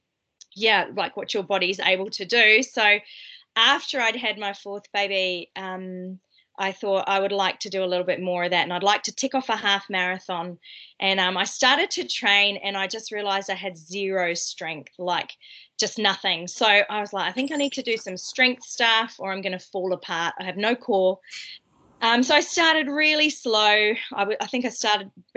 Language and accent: English; Tenterfield, New South Wales, Australia; moved away as an adult; now in New Zealand; So I grew up in Australia. I try to hide my accent so you can't tell, but people can still tell.